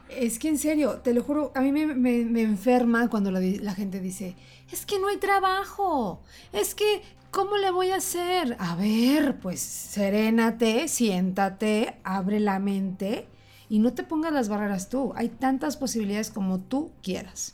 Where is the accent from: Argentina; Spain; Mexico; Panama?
Mexico; somos mexicanos